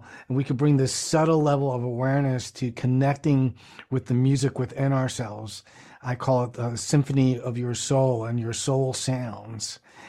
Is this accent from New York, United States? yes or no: yes; New York City, New York, United States; my friends that I grew up with in the Bronx, and I grew up in New York City